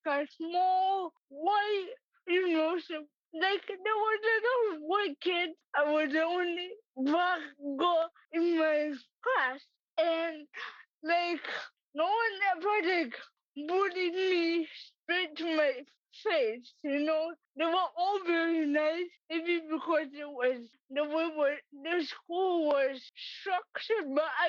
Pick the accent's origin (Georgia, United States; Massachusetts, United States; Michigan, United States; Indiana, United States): Massachusetts, United States; I was born and raised in Massachusetts